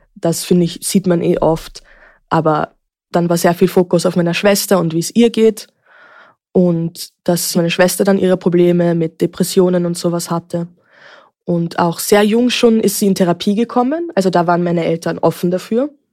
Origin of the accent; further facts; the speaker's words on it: Vienna, Austria; Ich bin geboren und aufgewachsen in Wien.